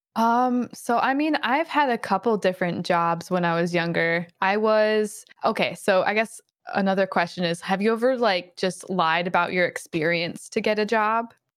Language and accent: English; Michigan, United States; I'm from Michigan